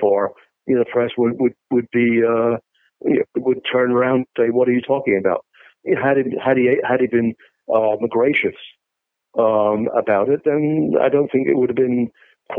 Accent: England, United Kingdom; now in United States; I was a musician and I'm English, but I live in America

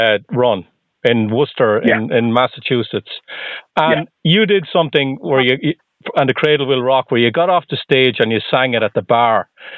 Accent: Ireland; The Republic. I'm from the Republic of Ireland.

